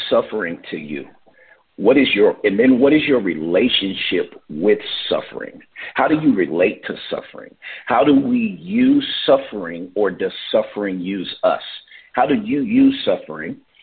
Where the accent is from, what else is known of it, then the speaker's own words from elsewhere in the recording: Oakland, California, United States; moved away as an adult; now in Vancouver; I am from Oakland, California